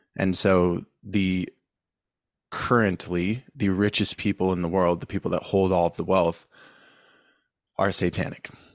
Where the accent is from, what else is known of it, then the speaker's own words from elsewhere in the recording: San Diego, California, United States; I'm from San Diego, born and raised